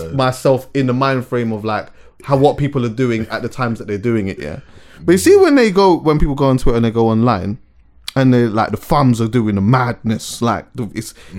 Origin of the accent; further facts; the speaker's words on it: England, United Kingdom; I was born here though, mm-hmm. and I was brought up here